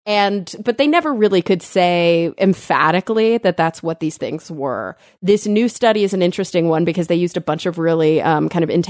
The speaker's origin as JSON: {"language": "English", "region": "Texas", "country": "United States", "said": "I'm a Texan."}